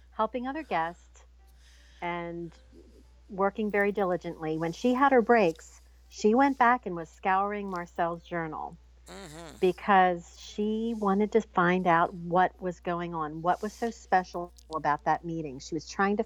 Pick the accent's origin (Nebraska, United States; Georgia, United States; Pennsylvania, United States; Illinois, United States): Pennsylvania, United States; we're from Pennsylvania, and in the United States